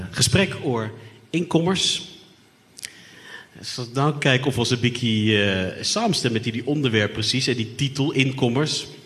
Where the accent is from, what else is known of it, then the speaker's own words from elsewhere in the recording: Netherlands; accent: Dutch; Eh, ik is een Nederlander, zoals jullie kan horen. Niet zoals jullie kan zien. Eh, ik is van half Arubaanse afkomst.